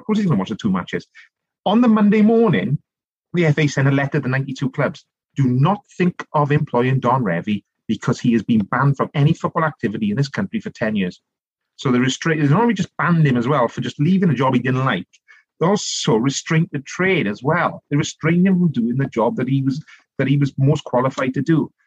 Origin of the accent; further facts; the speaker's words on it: Rhondda Valleys, South Wales, United Kingdom; I grew up in a place called the Rhondda Valleys